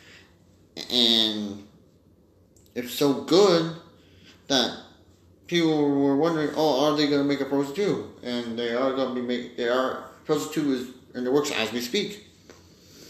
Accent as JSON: {"language": "English", "town": "St. Marys", "region": "Pennsylvania", "country": "United States", "tie": "born or raised there", "said": "the local Boys and Girls Club of my hometown, St. Mary's, PA"}